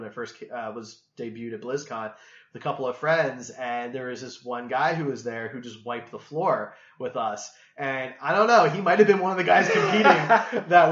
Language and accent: English; Kansas City, United States; We're from Kansas City